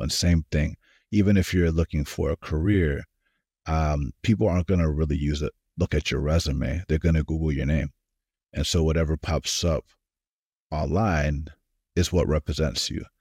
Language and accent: English; Atlanta, Georgia, United States; moved away as an adult; also born or lived in California; now in Silicon Valley, United States; I was born in California, grew up in Atlanta, Georgia.